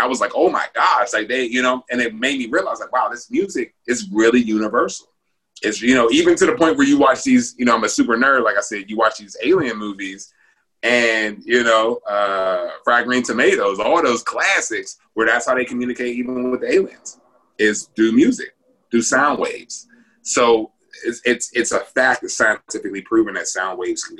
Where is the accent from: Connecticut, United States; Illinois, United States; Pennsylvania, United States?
Pennsylvania, United States; Pittsburgh; growing up in Pittsburgh